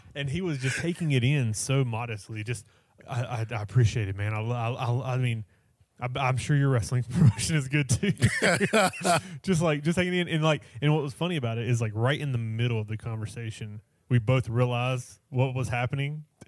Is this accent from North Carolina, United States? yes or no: yes; North Carolina, United States; No, I'm from North Carolina.